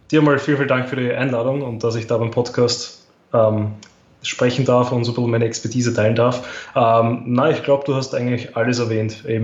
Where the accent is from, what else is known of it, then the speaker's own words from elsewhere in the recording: Austria; Also das war eben die Staatsmeisterschaft 2018 bei uns in Österreich.